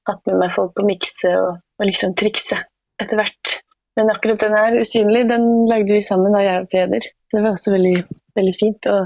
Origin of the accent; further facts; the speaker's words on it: Porsgrunn, Telemark, Norway; Nei da, det er jeg ikke. Men jeg er fra Porsgrunn. Porsgrunn, ja.